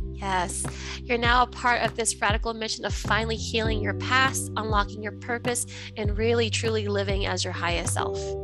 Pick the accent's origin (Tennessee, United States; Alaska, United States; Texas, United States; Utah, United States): Alaska, United States; Anchorage; moved away as an adult; now in Las Vegas, United States; I'm actually from Anchorage, Alaska. I moved to Nevada, Las Vegas, Nevada in 2021.